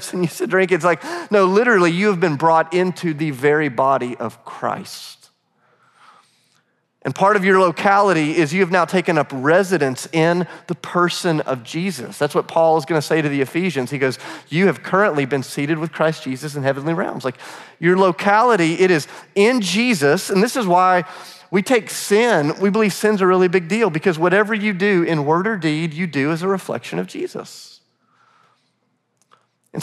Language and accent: English; Charleston, South Carolina, United States; moved away as an adult; now in Nashville, United States; I'm from Charleston, South Carolina, but I'm going to school in Nashville